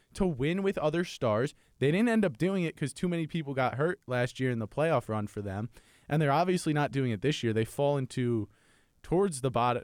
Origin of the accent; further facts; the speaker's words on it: New York, United States; I'm from New York